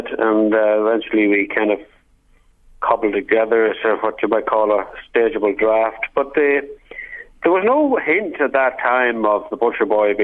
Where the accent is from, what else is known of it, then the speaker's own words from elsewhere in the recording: Clones, County Monaghan, Ireland; I'm very closely identified with my hometown